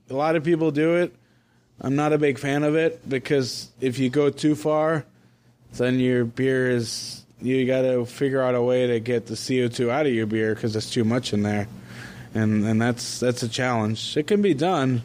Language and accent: English; Plymouth, Massachusetts, United States; now in Central Florida, United States; I'm from Massachusetts